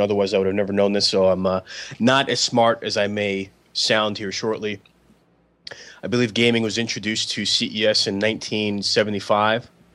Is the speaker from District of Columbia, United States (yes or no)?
no; New York City, New York, United States; now in Portland, United States; I was born in the Bronx and I'm from Bronx, New York